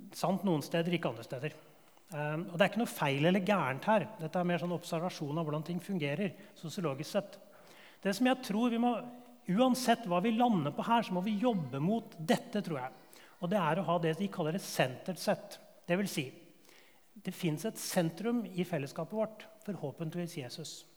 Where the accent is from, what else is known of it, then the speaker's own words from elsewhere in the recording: Årnes, Akershus, Norway; Den bedehusmiljøet jeg vokste opp på Årnes